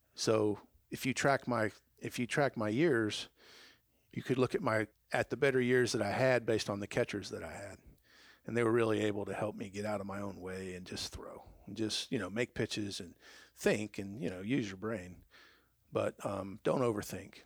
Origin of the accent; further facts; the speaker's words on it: Atlanta, Georgia, United States; that's my hometown